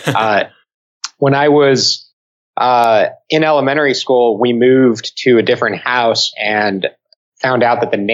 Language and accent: English; El Paso, Texas, United States; moved away; in El Paso for a wedding in my hometown